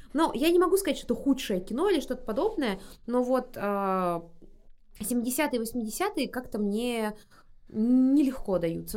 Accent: Buryatia, Russia; я из Бурятии, и там как бы понятие семьи тоже э, не пустой звук.

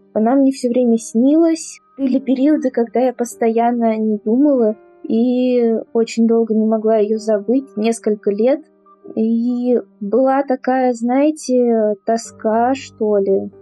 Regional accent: Moscow, Russia; я из Москвы

